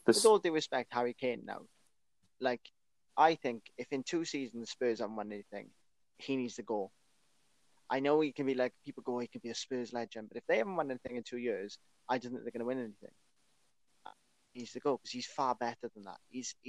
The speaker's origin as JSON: {"language": "English", "region": "Wales", "country": "United Kingdom", "said": "I absolutely love to see as a Welsh football"}